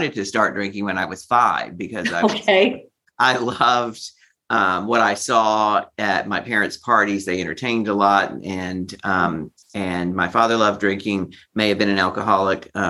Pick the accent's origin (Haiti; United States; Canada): United States; Beaumont, Texas; moved away as an adult; also born or lived in Manhattan, New York City; now in New York City, United States; I'm from Texas originally, Beaumont, Texas.